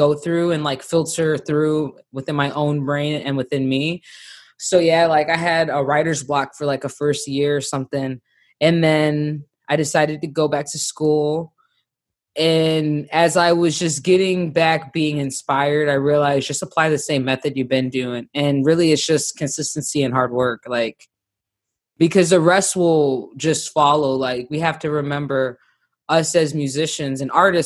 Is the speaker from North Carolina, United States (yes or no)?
no; Hammond, Indiana, United States; moved away as an adult; now in Austin, United States; I'm from Indiana, but like, I think a lot of people that don't know Hammond or the Midwest, like the Midwest section where I'm from, Northwest, we're considered Chicagoland